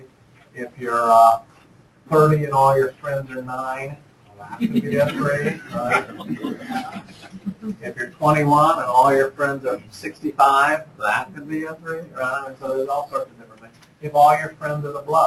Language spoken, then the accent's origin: English; Speedway, Indiana, United States; moved away; also born or lived in Chicago / Ottawa; when I was growing up in Speedway, Indiana, I went to basketball practice